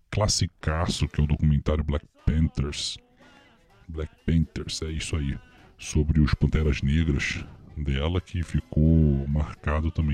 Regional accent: Rio de Janeiro, Brazil; eu que sou carioca

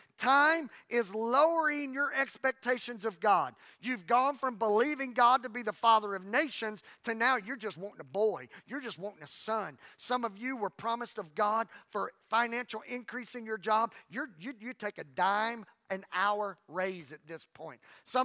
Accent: Louisiana, United States; First of all, I'm tired. Plus, I'm from Louisiana.

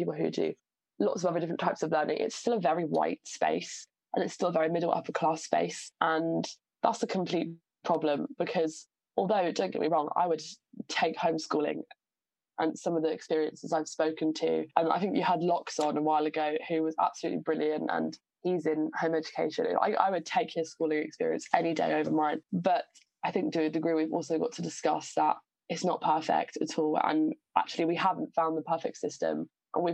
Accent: Southampton, South East England, United Kingdom; I'm from Southampton. So my, you know, secondary school and sixth form experience was very, very diverse. Southampton's an amazingly diverse area, and I think growing up there has done me a world of good.

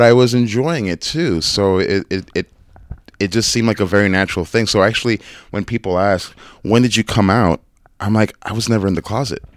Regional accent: New York City, New York, United States; growing up in New York, in the Bronx

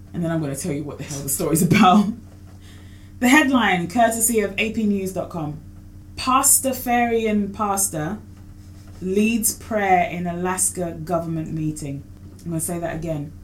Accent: Kenya; I'm Kenyan

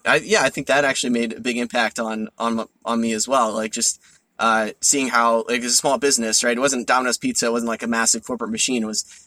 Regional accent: New Jersey, United States; I grew up in New Jersey, and I lived there my whole life, and my parents still live there.

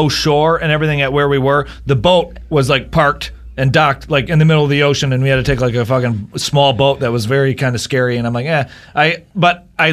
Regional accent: Bay City, Michigan, United States; moved away as an adult; also born or lived in Florida; I moved out of Bay City, Michigan, out of my hometown

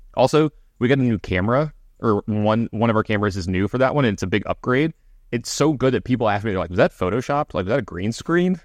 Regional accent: Baton Rouge, Louisiana, United States; my alma mater and, you know, my hometown team

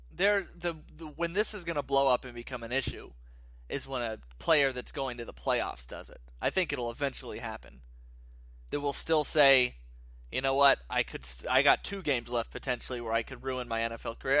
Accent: Dothan, Alabama, United States; I grew up in Dothan, which is a solid forty, forty-five minute drive away

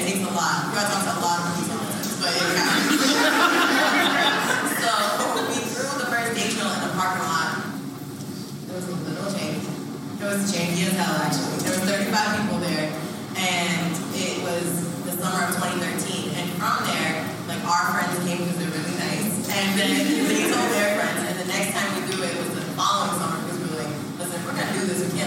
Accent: Providence, Rhode Island, United States; We're from Providence, I'm from Providence, Rhode Island, 45 minutes down the way.

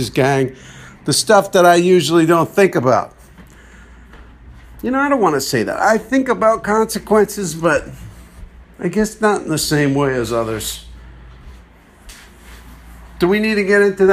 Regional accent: East Coast, United States; moved away; also born or lived in Texas; I was from the East Coast.

